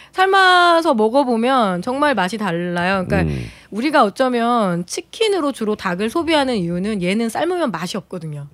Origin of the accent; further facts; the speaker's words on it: Chungcheong, South Korea; 제가 그 충청도 출신이다 보니까